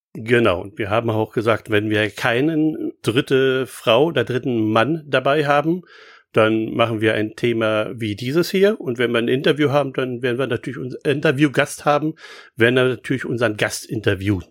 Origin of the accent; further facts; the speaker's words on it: Berlin, Germany; als Berliner